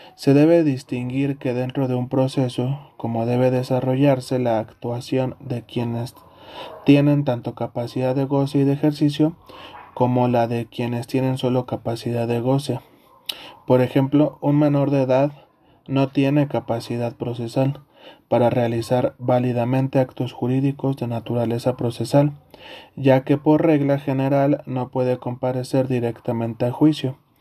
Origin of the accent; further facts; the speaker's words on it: Mexico; Como mexicanos